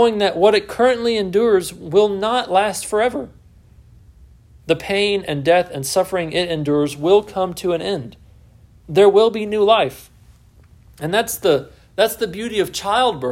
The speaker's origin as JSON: {"language": "English", "region": "Texas", "country": "United States", "also_born_or_lived": "Southwest Virginia", "moved": "yes", "lives_now": "Virginia, United States", "said": "I'm from Texas"}